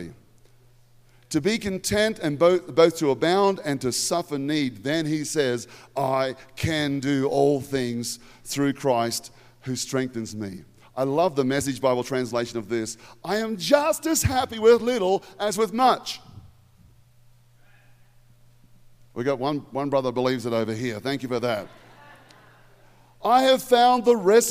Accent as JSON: {"language": "English", "country": "Australia", "said": "in Australia, we have the word fair dinkum"}